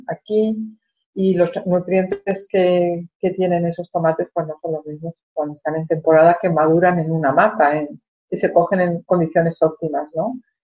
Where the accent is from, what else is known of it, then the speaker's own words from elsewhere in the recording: Spain; cuando era niña en España